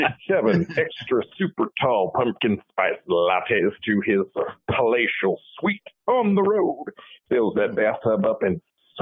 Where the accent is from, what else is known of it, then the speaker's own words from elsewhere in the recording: Mississippi, United States; I am from Mississippi. I do not do pumpkin spice.